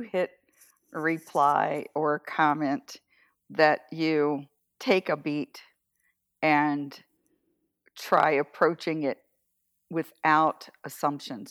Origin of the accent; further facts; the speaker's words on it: Atlantic coast of the US, the South, United States; also born or lived in Washington State / Iowa; now in Northern California, United States; I was raised on the Atlantic Ocean side of the country, a couple of miles from the ocean